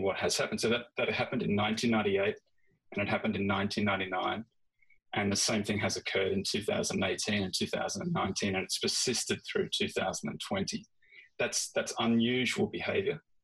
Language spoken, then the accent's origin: English; Australia; moved away; I'm very familiar with Australia, of course, because that's where I grew up and that's where I started.